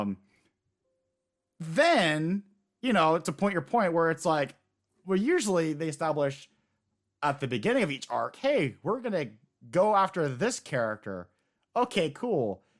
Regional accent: United States; as an American

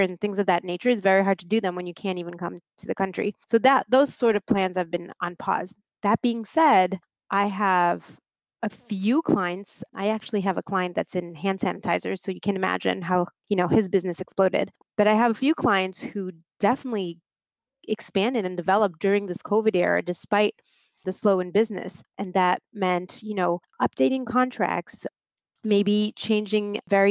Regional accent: Marseille, Provence-Alpes-Côte d'Azur, France; moved away as an adult; now in New York City, United States; I am originally from the south of France. I was born and raised in Marseille.

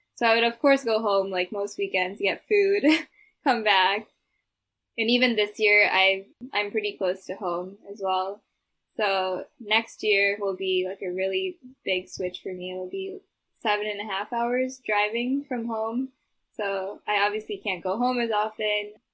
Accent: Midwest, United States; my hometown here

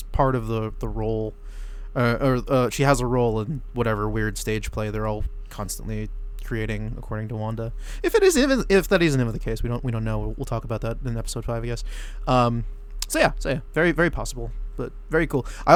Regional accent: New Jersey, United States; we're from Jersey.

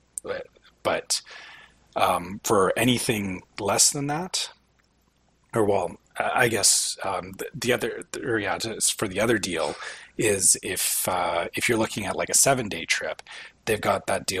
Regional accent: Canada; being Canadian

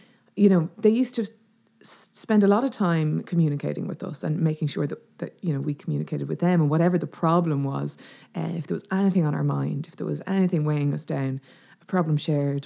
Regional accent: Dublin, Leinster, Ireland; moved away as an adult; now in West Clare, Ireland; I grew up in Dublin, but my mum and dad are from Clare and all our family are in Clare

